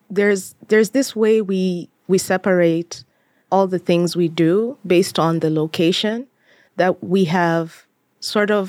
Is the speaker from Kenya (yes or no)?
yes; Kenya; And I wanted to reestablish my identity as a as a Kenyan and I guess in this case, diaspora, because even when I went back to Kenya